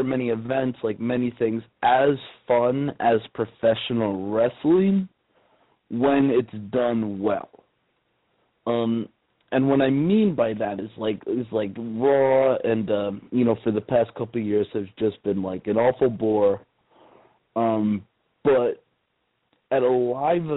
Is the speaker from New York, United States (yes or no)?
yes; New York, United States; Growing up in New York, the concrete jungle